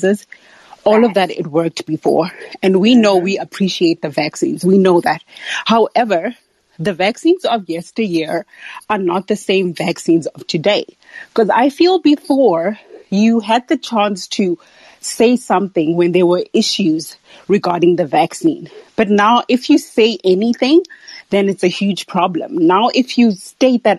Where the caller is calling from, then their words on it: South Africa; I'm calling from South Africa